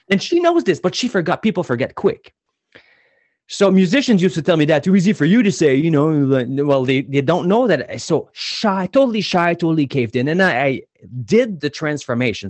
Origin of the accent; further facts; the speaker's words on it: New Brunswick, Canada; I was born in New Brunswick, and in New Brunswick, I was player number thirteen in the province